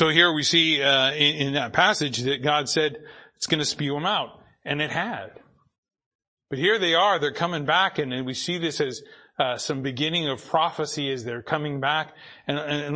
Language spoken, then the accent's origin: English; Boise, Idaho, United States; now in Ridgefield, United States; I grew up in Boise.